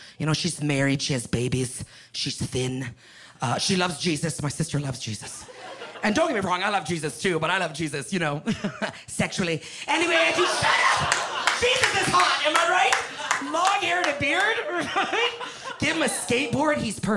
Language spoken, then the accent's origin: English; Canada; moved away as an adult; now in Los Angeles, United States; I'm a Canadian girl. I just moved